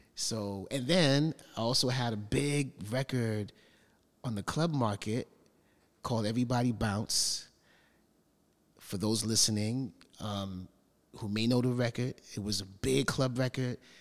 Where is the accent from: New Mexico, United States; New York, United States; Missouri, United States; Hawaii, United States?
New York, United States; New York City; parents from Panama and growing up in Brooklyn